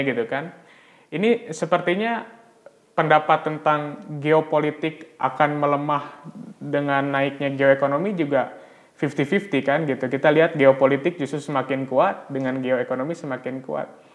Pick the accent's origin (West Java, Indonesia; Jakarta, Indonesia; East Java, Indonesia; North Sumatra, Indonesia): West Java, Indonesia; Bandung; saya memang orang asli Bandung